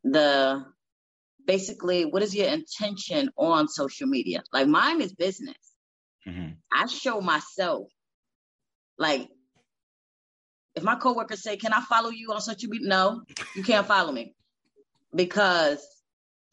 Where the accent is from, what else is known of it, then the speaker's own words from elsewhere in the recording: Connecticut, United States; now in Florida, United States; I'm from Connecticut. So repping Connecticut